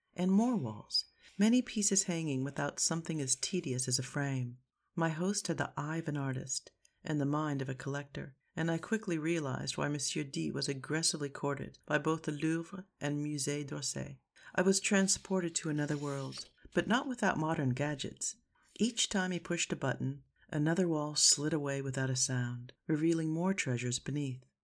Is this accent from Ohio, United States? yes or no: no; Seattle, Washington, United States; moved away as an adult; also born or lived in Rome, Italy / Paris, France; I'm from Seattle, a very young city